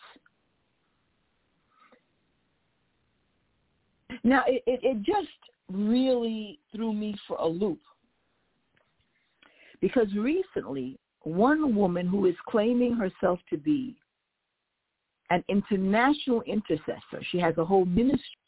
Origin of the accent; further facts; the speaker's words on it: United States; I can say as an American, somebody that was born here, raised here, I love the fact that God allowed me to be born and raised in America